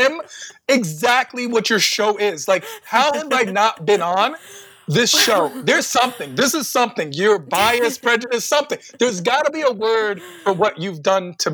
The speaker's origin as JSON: {"language": "English", "town": "Washington", "region": "District of Columbia", "country": "United States", "tie": "born or raised there", "said": "I am born and raised in Washington, D.C."}